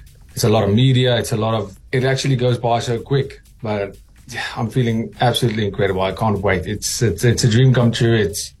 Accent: Hartbeespoort, North West, South Africa; also born or lived in Welkom, South Africa; I'm being from South Africa, welkom born, grew up in Hartbeespoort, dumb.

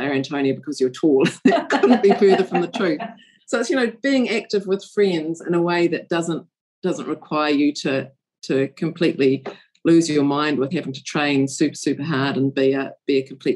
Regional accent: New Zealand; as a New Zealander

